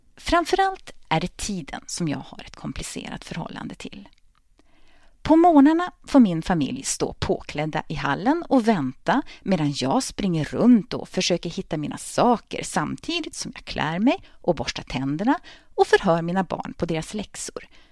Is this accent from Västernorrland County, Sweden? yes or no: yes; Örnsköldsvik, Västernorrland County, Sweden; moved away as an adult; also born or lived in Linköping; tre fantastiska gymnasieår på samhällsvetenskapliga linjen på Parkskolan i Örnsköldsvik